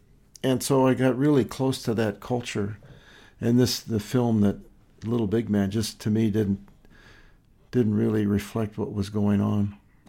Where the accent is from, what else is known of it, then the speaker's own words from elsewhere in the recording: Montana, United States; also born or lived in Lewistown, Montana; growing up in Montana in the Rocky Mountains, and in Montana, we have 9 reservations.